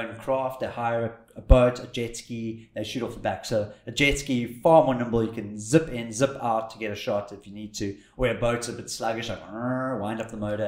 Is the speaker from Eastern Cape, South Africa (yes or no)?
no; Cape Town, Western Cape, South Africa; where are you from? And we said Cape Town